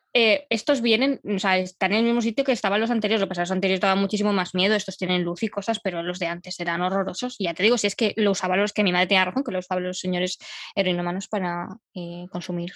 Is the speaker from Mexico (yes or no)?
no; Madrid, Community of Madrid, Spain; yo soy madrileña de nacimiento, nacida y criada